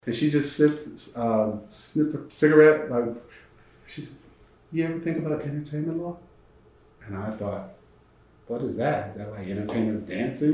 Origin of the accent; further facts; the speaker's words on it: Bridgeport, Connecticut, United States; moved away as an adult; also born or lived in Norfolk, Virginia / Atlanta, Georgia; Bridgeport, Connecticut, where I grew up right outside of New York